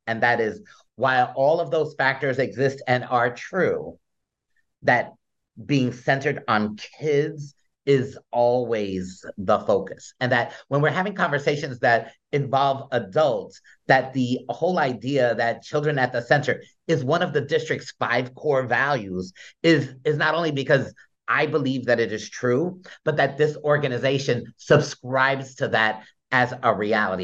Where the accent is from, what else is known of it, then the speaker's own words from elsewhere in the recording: Newark, New Jersey, United States; although I was born in the South Ward, I, I grew up in the East Ward